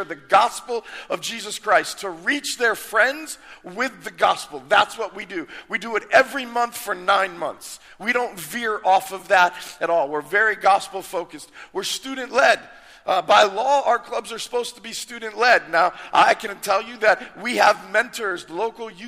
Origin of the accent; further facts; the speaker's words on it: South Florida, United States; I grew up here in South Florida